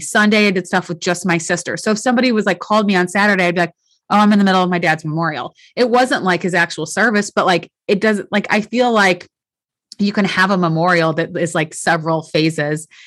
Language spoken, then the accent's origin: English; St. Louis, Missouri, United States; I grew up in St. Louis